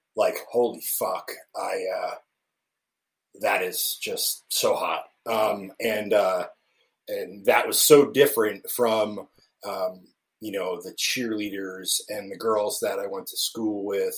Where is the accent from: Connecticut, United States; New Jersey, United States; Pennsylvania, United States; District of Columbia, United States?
New Jersey, United States; central; now in Kansas City, United States; I was born and raised in central New Jersey